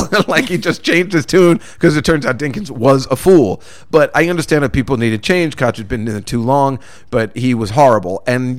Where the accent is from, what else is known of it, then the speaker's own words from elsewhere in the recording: New Jersey, United States; I'm from New Jersey.